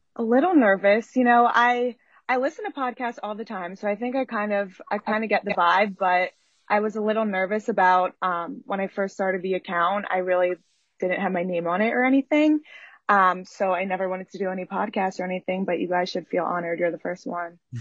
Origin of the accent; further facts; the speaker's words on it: Philadelphia, Pennsylvania, United States; also born or lived in New York; now in Philadelphia, United States; I'm from Philly